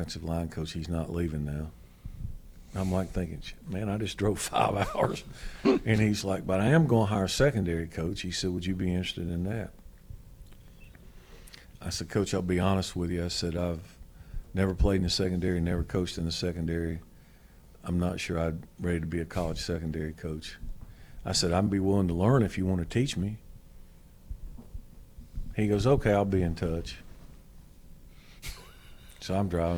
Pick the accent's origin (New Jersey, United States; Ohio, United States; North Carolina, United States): North Carolina, United States; born or raised there; moved away as an adult